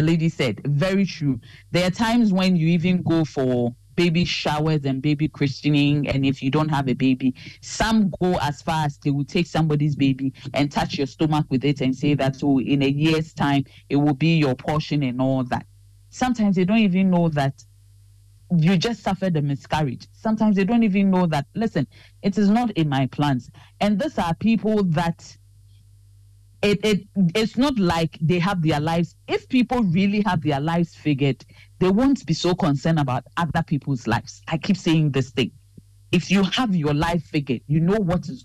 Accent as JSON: {"language": "English", "country": "Ghana", "said": "we are trained as very Ghanaian"}